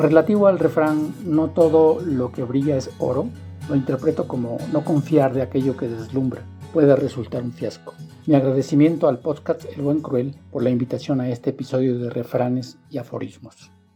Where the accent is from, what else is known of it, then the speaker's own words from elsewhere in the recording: Mexico; soy mexicano